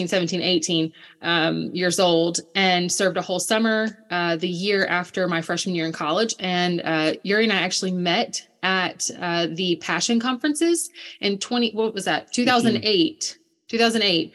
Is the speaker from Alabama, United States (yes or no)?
yes; Birmingham, Alabama, United States; also born or lived in Ukraine / Foley, Alabama; I grew up in Birmingham, Alabama